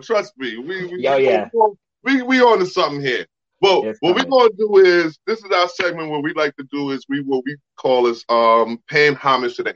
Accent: New York City, New York, United States; I was born in Brooklyn, raised in Brooklyn, New York

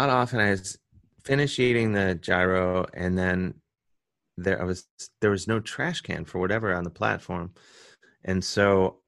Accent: Cleveland, Ohio, United States; now in New York, United States; I'm from Cleveland, so I say gyro.

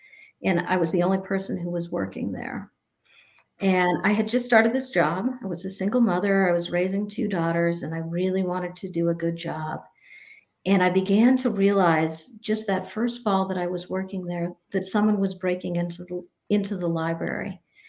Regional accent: New Mexico, United States; moved away as an adult; also born or lived in New Hampshire; now in Vermont, United States; I ended up moving to Vermont. I grew up in New Mexico and in New Hampshire, and I ended up going to Vermont when I was 18 years old.

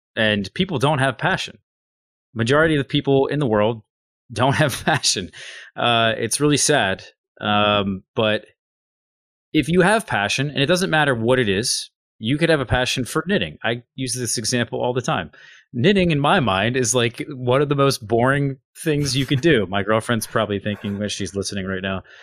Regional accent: United States; I'm American

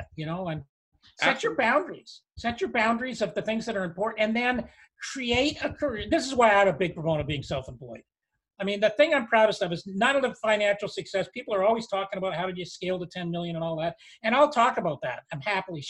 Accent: Canada; we're Canadian

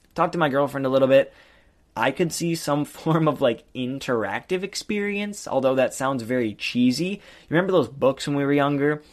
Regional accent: Michigan, United States; I'm from Michigan

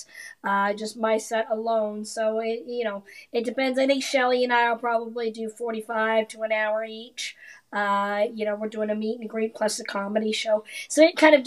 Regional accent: Canada; also born or lived in Las Vegas; now in Florida, United States; I grew up in Canada

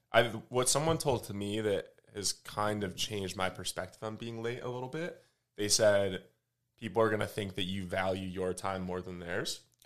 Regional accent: Michigan, United States; now in Austin, United States; I'm from, uh, from Michigan, live in Austin

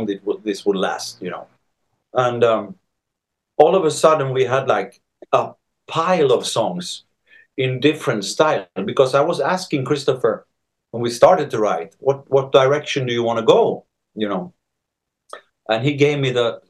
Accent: Sweden; now in Spain; I'm from Sweden. I'm born in Sweden and I grew up there

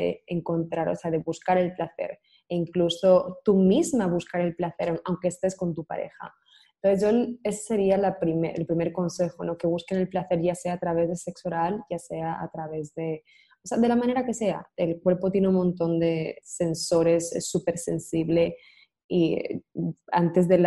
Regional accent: Spain; now in United States; por el acento podéis ver que soy de España, pero vivo en Estados Unidos.

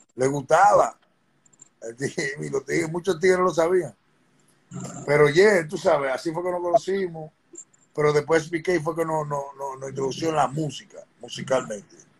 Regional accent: New York City, New York, United States; also born or lived in Dominican Republic; yo vengo de Corona, Queens

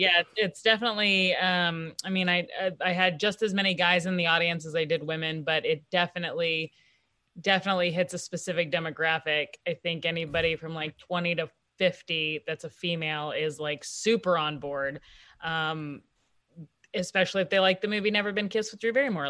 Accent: Kansas City, Kansas, United States; also born or lived in Washington, D.C.; I'm from Kansas City, I'm come, from a working class family

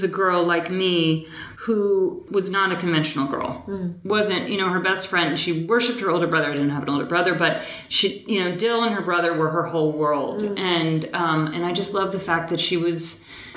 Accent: Boston, Massachusetts, United States; I was raised in Boston, but my entire family on both sides was Southern in root

